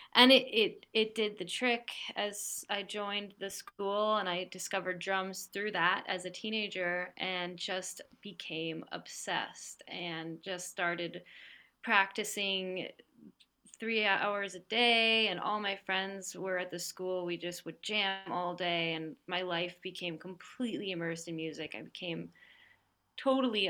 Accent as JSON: {"language": "English", "region": "New Jersey", "country": "United States", "tie": "born or raised there", "said": "I grew up in New Jersey, um, on the east coast of the U.S."}